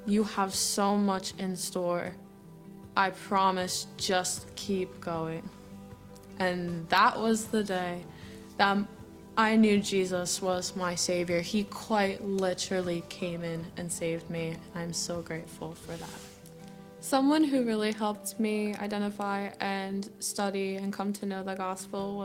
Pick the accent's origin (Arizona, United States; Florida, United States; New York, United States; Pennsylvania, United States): Pennsylvania, United States; Pottstown; I am from Pottstown